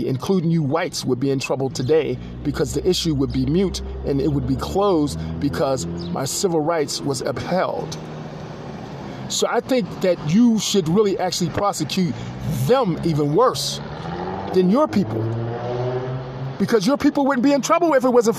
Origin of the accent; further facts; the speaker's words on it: Pittsburgh, Pennsylvania, United States; also born or lived in Pensacola, Florida; I was born in Pensacola and I was raised in Pittsburgh.